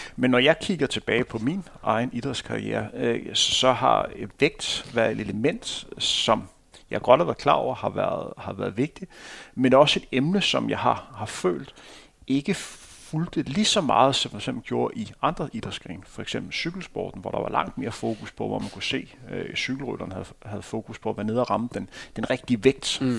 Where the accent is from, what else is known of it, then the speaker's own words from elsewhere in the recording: Denmark; som dansker